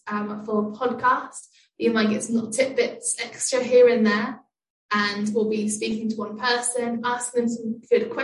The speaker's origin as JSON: {"language": "English", "town": "Bournemouth", "region": "South West England", "country": "United Kingdom", "moved": "as an adult", "lives_now": "London, United Kingdom", "said": "I'm from Bournemouth on the south coast"}